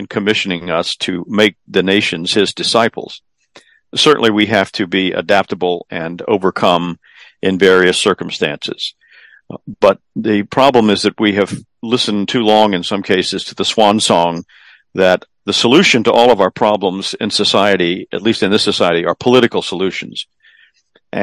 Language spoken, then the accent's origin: English; South Carolina, United States; here in my home state of South Carolina